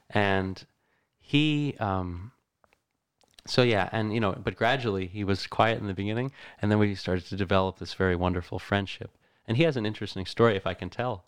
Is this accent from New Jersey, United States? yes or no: yes; Middletown, New Jersey, United States; I grew up, Middletown, New Jersey